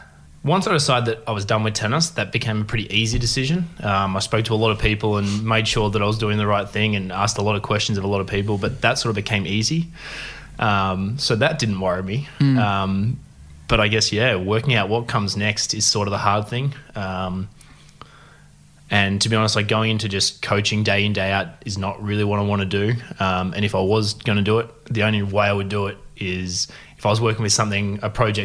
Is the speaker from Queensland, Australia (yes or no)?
no; Corowa, New South Wales, Australia; also born or lived in Narrandera / Deniliquin; I grew up in Corowa. I was actually born in Narrandera, so up about an hour from Wagga.